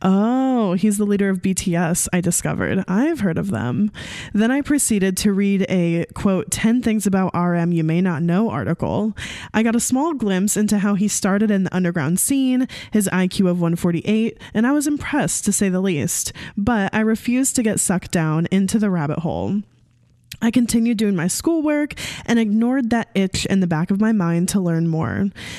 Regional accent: Hawaii, United States; I'm 21 years old and I'm from Hawaii.

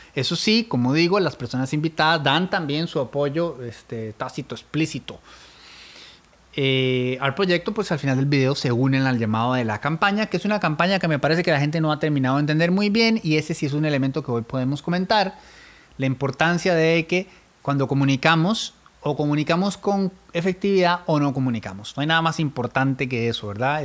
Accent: Turrialba, Cartago, Costa Rica; soy de Turrialba

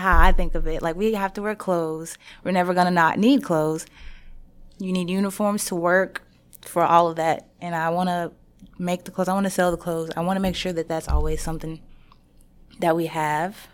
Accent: Shreveport, Louisiana, United States; I'm from Shreveport

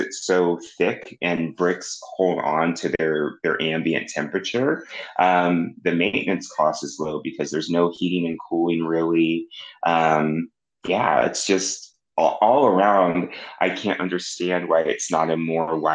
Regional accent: Kansas City, Missouri, United States; I have my first site in my hometown, Kansas City, Missouri

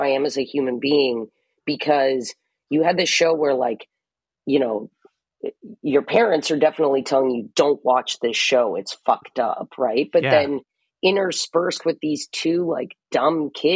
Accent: Los Angeles, California, United States; also born or lived in Hawaii; I grew up on the West Side

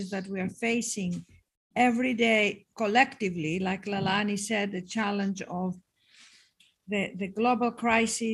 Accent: Athens, Attica, Greece; moved away; I was raised in Athens, Greece

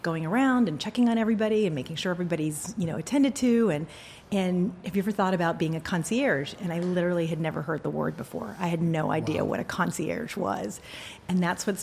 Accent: Washington, District of Columbia, United States; Yeah, so I grew up right outside of Washington, D.C. I was actually born and raised in Washington, which is an anomaly.

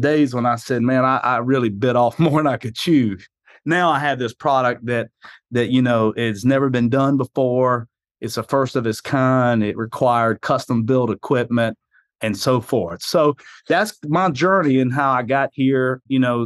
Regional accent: South Carolina, United States; accent: hillbilly; moved away as an adult; also born or lived in New York; I'm originally from South Carolina. That would explain this hillbilly accent I have

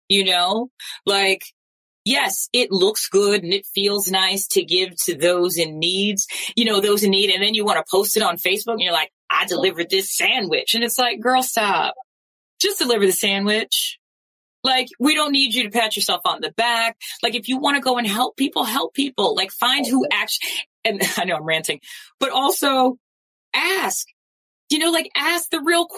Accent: New York, United States; moved away; I'm from New York

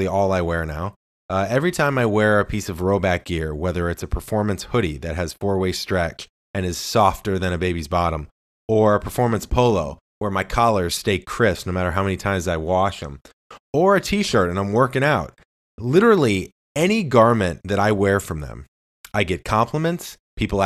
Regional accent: St. Louis, Missouri, United States; I'm from St. Louis, Missouri, born and raised

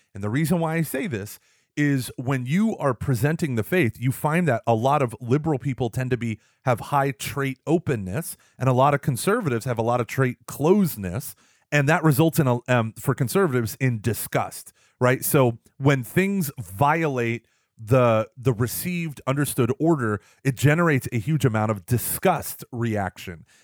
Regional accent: Texas, United States; I'm from Texas, we're a very bl, um, red state, very conservative

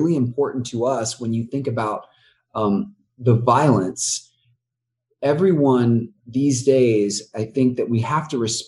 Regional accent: the South, United States; It was important to us that we lean into the beauty of the South. Born and raised in the South.

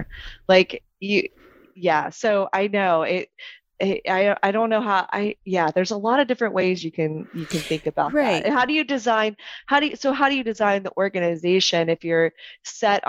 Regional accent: Texas, United States; I'm Texan

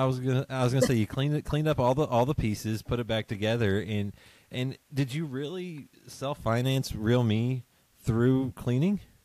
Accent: southern West Virginia, United States; now in Lexington, United States; I'm in Lexington now, and I grew up in uh, West Virginia

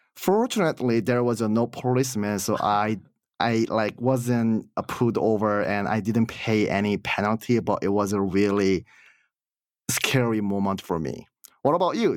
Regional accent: South Korea; moved away as an adult; now in United States; I'm from Korea

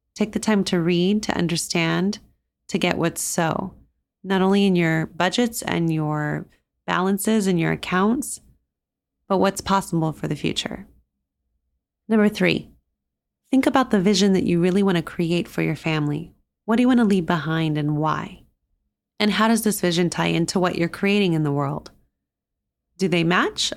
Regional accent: New Mexico, United States; moved away; growing up in New Mexico and coming from one of the poorer states in the US

